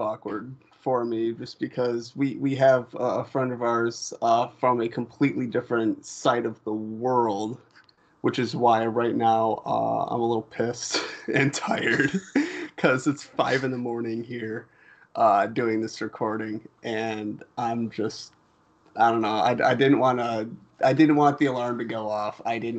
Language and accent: English; United States; because we're American, you're Australian, and everything is just different on both sides.